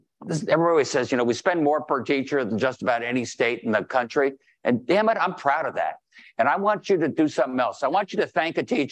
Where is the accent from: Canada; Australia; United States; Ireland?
United States; Greenwich, Connecticut; moved away as an adult; now in West Hartford, United States; I'm from Greenwich